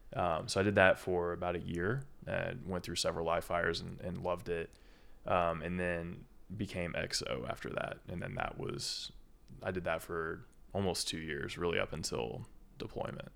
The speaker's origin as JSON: {"language": "English", "region": "small town just north of Indianapolis", "country": "United States", "tie": "born or raised there", "also_born_or_lived": "Kentucky / Lexington, Kentucky", "moved": "as an adult", "said": "I'm a Kentuckian. I'm not, I'm not from Indiana, even though I've grown up here, you know, fourteen years of my life"}